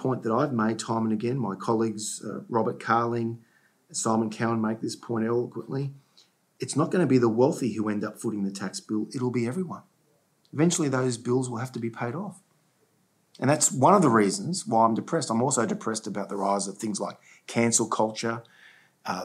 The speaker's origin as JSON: {"language": "English", "country": "Australia", "said": "As an Australian"}